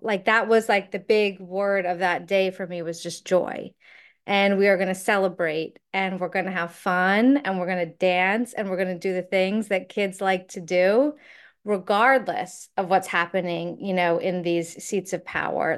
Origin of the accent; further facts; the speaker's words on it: United States; as an American